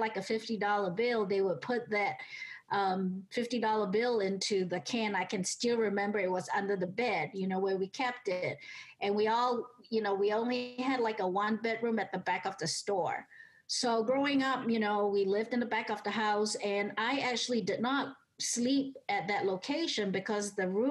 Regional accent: Singapore; also born or lived in Atlanta, United States; now in United States; I grew up in Singapore back in the 70s

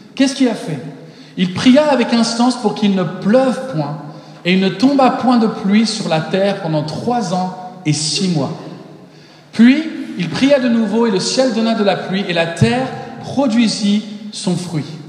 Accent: Paris, Île-de-France, France; moved away as an adult; also born or lived in Mexico / United States; je suis né au Mexique, mais très rapidement, je me suis retrouvé en France. Mes parents sont américains. Et euh, donc, à un an, je suis arrivé en, France. Et euh, à Paris pendant 19 ans.

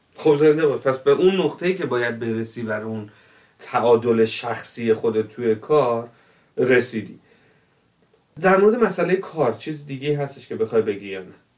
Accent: Tehran, Tehran Province, Iran; moved away as an adult; من تو تهران بزرگ شدم

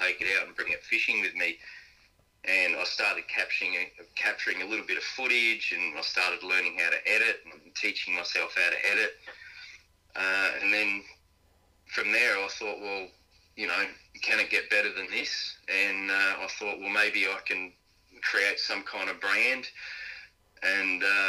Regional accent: Adelaide, South Australia, Australia; also born or lived in Redlands; now in Gold Coast, Australia; I was brought up in a place called Port Adelaide, and that's where I really learned fishing

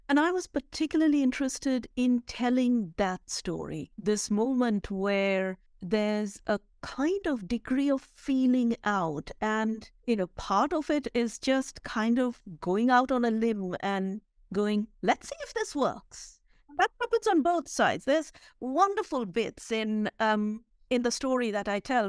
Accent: India; moved away; I was born and brought up in India

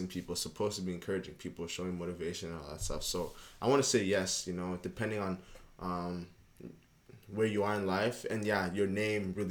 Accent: Montreal, Quebec, Canada; moved away; also born or lived in Bulawayo, Zimbabwe; I grew up in Montreal, you know, good 12 years

